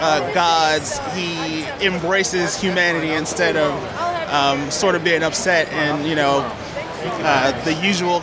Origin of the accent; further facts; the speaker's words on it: Washington, D.C. area, District of Columbia, United States; I'm from the Washington, D.C. area.